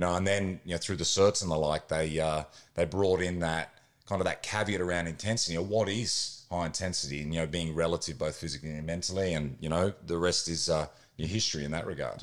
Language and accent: English; Queensland, Australia; I grew up in Queensland